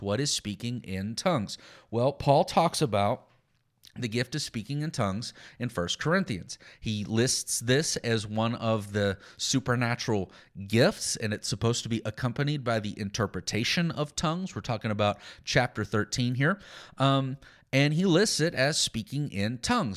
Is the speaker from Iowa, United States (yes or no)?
no; Texas, United States; I'm from, I'm, I grew up in Texas